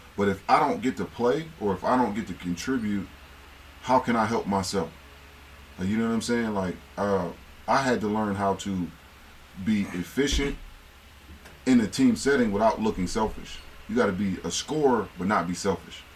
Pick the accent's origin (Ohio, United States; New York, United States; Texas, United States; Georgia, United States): Ohio, United States; Akron; I'm from Akron